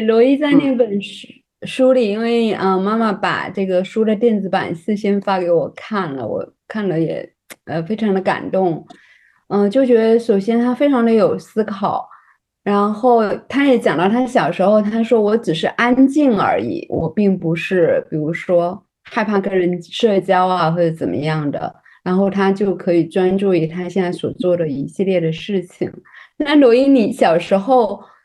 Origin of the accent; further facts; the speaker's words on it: China; 我作为一个，呃，土生土长的中国女性